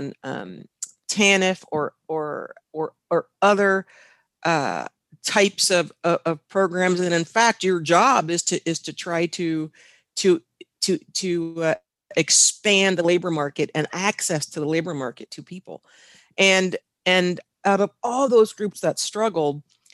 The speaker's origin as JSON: {"language": "English", "region": "Washington", "country": "United States", "said": "I'm from the Pacific Northwest, the state of Washington"}